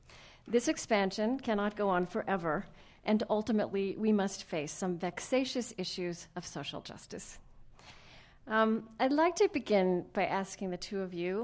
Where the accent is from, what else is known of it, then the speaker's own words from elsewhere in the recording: Minnesota, United States; because we came from Minnesota, and like the president, we don't think an ice storm is that big a deal.